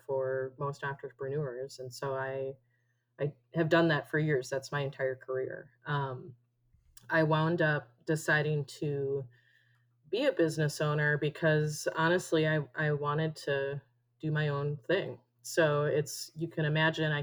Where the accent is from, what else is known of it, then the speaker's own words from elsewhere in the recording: Minnesota, United States; moved away as an adult; now in Arizona, United States; So I am originally from Minnesota. I moved to Arizona with my husband